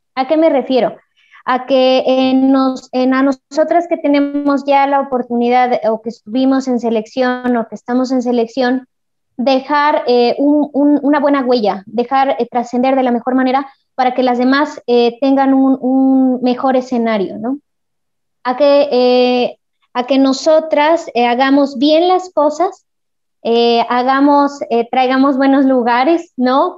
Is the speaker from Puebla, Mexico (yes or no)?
yes; El Progreso, Puebla, Mexico; yo soy de, de del Progreso Puebla